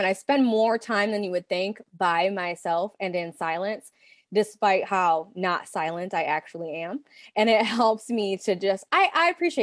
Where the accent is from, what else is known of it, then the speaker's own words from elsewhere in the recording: Pontiac, Michigan, United States; Ours was called OTC, shout out OSTC, Northeast Pontiac, Michigan